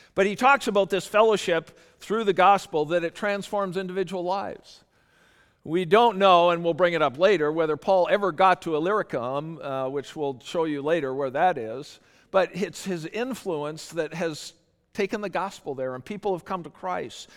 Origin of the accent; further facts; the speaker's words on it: Canada; I'm Canadian